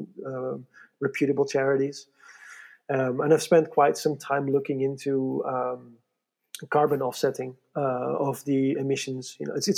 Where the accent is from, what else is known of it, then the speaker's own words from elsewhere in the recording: Netherlands; moved away as an adult; now in Switzerland; I growing up in the Netherlands